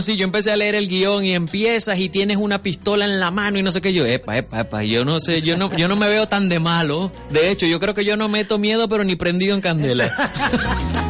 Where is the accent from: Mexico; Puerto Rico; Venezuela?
Venezuela; also born or lived in Miami; venezolano. Ahora vivo entre Venezuela y un ratito por Miami también